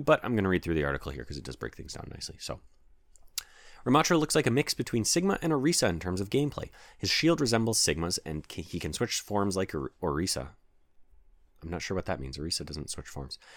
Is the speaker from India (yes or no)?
no; Canada; as we are all Canadian